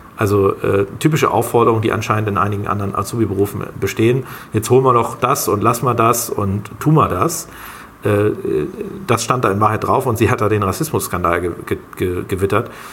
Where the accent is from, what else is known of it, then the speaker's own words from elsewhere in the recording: Germany; als Deutsche